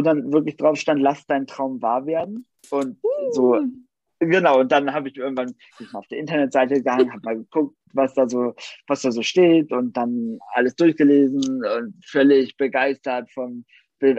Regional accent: Nienburg, Germany; bei uns in Nienburg

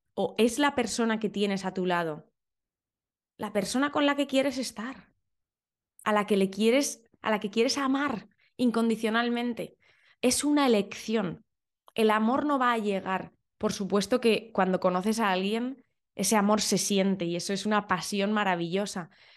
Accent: Valencia, Valencian Community, Spain; now in London, United Kingdom; yo soy de Valencia.

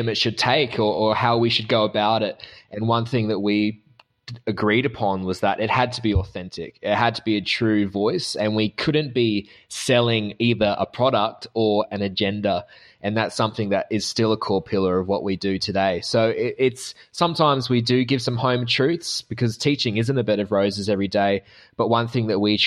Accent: Australia; accent: Australian; I'm the Australian side of the trifecta of accents in this episode.

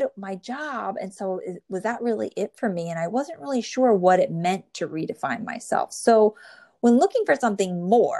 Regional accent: New Jersey, United States; born or raised there

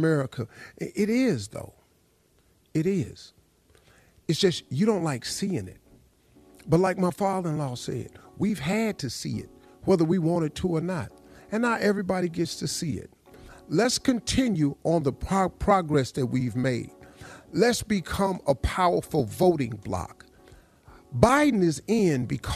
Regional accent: Welch, West Virginia, United States; I grew up in Welch, West Virginia.

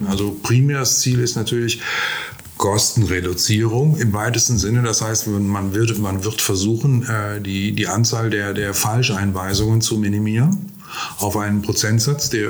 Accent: Gangelt, North Rhine-Westphalia, Germany; ja, ich bin aus Gangelt, aber wir Gangelter sind unschuldig.

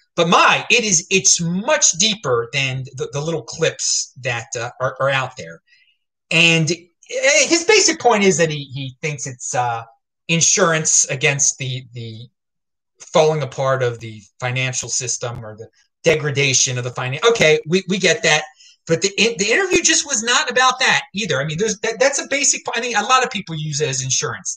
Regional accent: Baltimore, Maryland, United States; I'm some guy from Baltimore

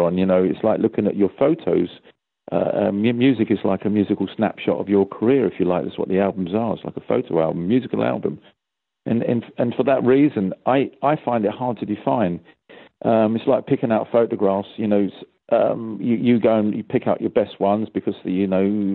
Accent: London, United Kingdom; I'm from London.

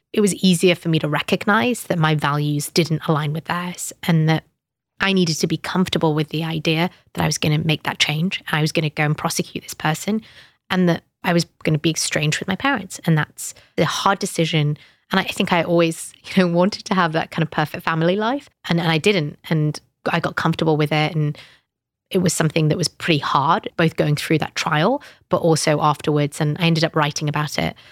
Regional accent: United Kingdom; I'm British Pakistani

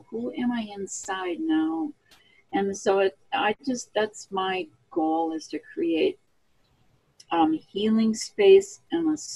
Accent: Minnesota, United States; also born or lived in Oregon; I was born in Oregon. I came from originally from the Northwest. I grew up in Minnesota.

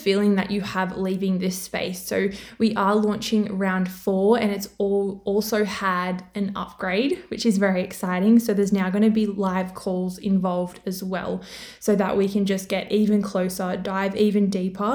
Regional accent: Australia; accent: Australian; I'm from Australia, which you can probably tell by my accent, which I didn't even know I had one

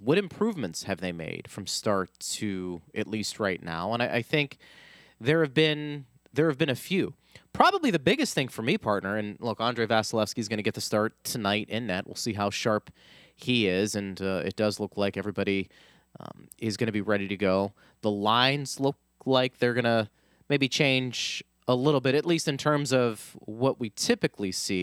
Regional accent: Pittsburgh, Pennsylvania, United States; moved away; I'm from Pittsburgh

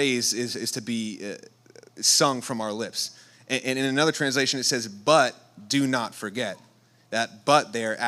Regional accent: New York, United States; moved away; I'm from New York

